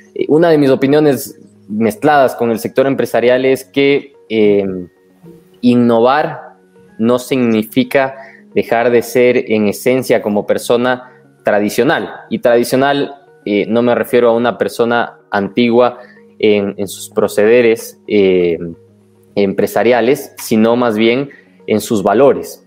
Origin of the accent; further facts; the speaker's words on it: Ecuador; los defectos que tenemos como ecuatorianos